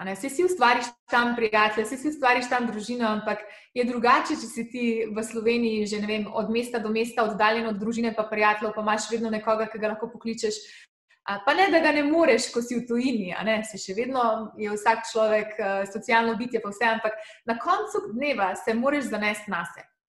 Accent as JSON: {"language": "Slovenian", "country": "Slovenia", "moved": "as an adult"}